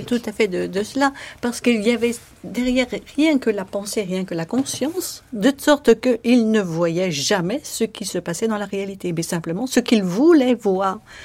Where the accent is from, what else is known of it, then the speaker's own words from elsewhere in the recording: France; moved away as an adult; also born or lived in Phnom Penh, Cambodia; en tant que Française